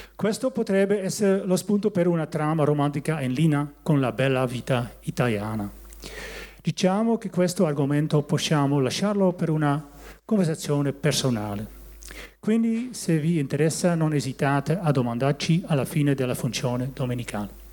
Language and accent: Italian; Barsingerhorn, North Holland, Netherlands; Italian is a second language; also born or lived in Haren, Netherlands; now in Italy; E quando io e mia sorella avevamo pochi anni siamo tornati nel loro paese di origine. E lì sono cresciuto nel paesino di Barsingerhorn.